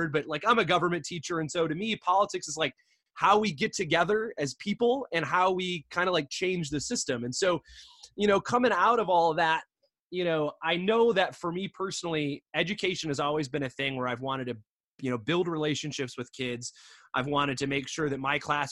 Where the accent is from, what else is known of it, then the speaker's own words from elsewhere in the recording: Michigan, United States; moved away; I'm from Michigan originally, right? So I grew up a Midwest punk